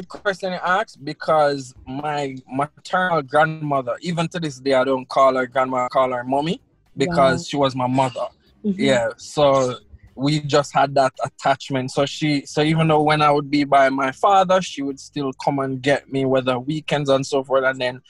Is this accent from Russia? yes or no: yes; Russia; born there; Yeah, I was born in Russia.